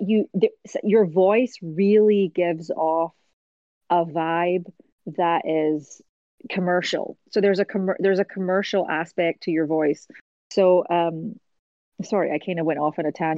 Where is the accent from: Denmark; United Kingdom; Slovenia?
United Kingdom; Scotland; moved away as an adult; also born or lived in America; now in United States; as a Scottish person